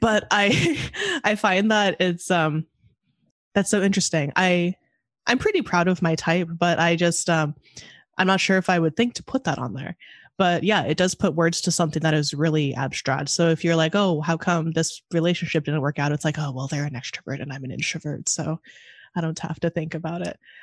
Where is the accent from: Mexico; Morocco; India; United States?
United States; Monterey, California; moved away as an adult; now in Chicago, United States; in school living in Monterey, my hometown